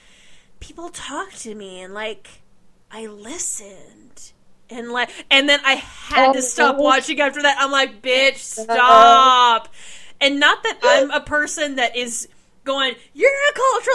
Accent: United States; I'm an American

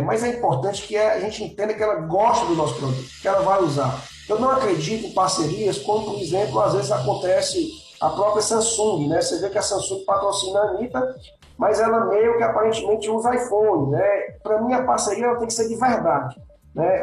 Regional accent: Fortaleza, Ceará, Brazil; Eu sou aqui de Fortaleza, no Ceará

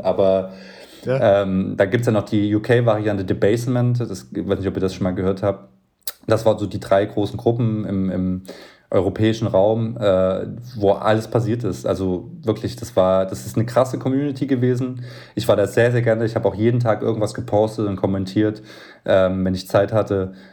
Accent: Leipzig, Saxony, Germany; also born or lived in Berlin; als äh, Leipziger ähm, mit einem Leipziger Möbelunternehmen

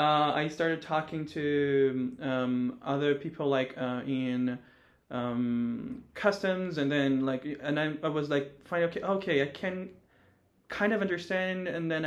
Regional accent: Brazil; we came from Brazil.

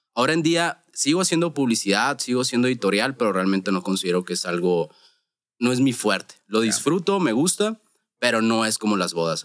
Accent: Hermosillo, Sonora, Mexico; vengo de Hermosillo, Sonora

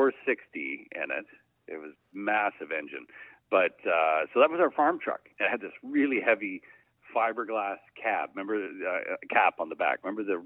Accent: Camrose, Alberta, Canada; also born or lived in Ontario; now in Barrie, Canada; I was born in Ontario, and then I was about two or three. We moved out to Camrose, Alberta

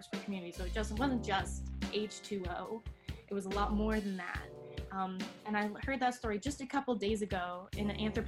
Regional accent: Grand Rapids, Michigan, United States; I was born in Grand Rapids with my three other siblings. We were raised here

